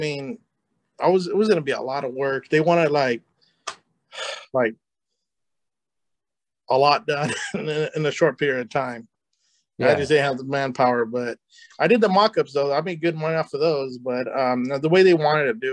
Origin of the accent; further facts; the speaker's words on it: California, United States; I'm from California too